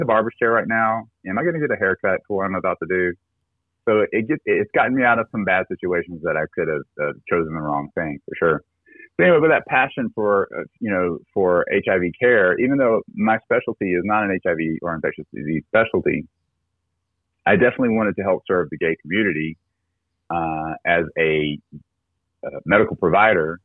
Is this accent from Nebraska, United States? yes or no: no; South Carolina, United States; I'm originally from South Carolina. I grew up uh, in a very conservative uh, area of the country, uh, very Southern Baptist